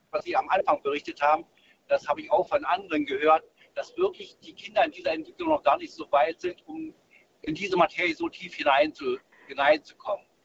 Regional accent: East Germany, Germany; Und ich bin in der DDR aufgewachsen, da war der Biologieunterricht und ich fand das recht gut.

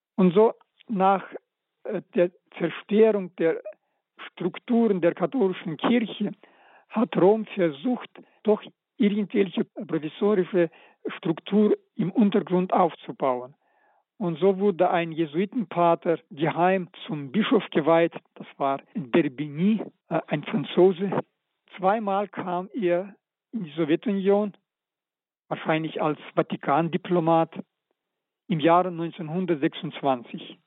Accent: Karaganda, Karaganda Region, Kazakhstan; moved away; also born or lived in Novosibirsk; in Karaganda in meiner Heimatstadt und ich als elfjähriger Knabe war sogar bei seiner Beerdigung

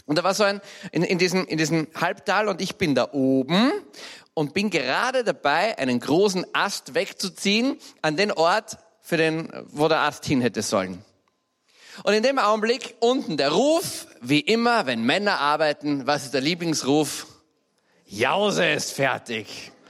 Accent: Graz, Styria, Austria; Wie ich zehn, elf oder zwölf Jahre alt war, sind meine Eltern von Graz, ich bin Steirer, gezogen in einen kleinen Vorort. Ein wunderschöner alter Vorort, heißt St. Radigund

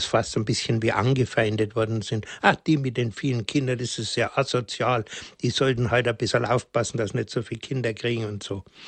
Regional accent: Bavaria, Germany; bei uns in Bayern

